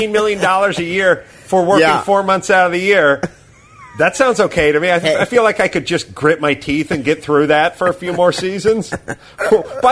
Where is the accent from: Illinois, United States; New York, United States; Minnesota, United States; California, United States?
California, United States; Los Angeles; I was born and raised in North Hollywood